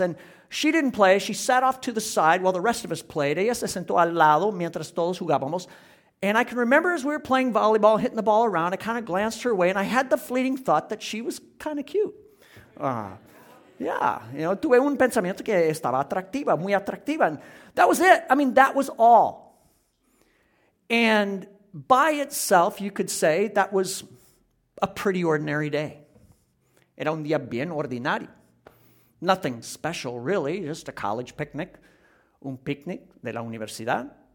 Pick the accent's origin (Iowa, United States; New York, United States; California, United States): Iowa, United States; moved away; was back in my hometown in Iowa, where I grew up.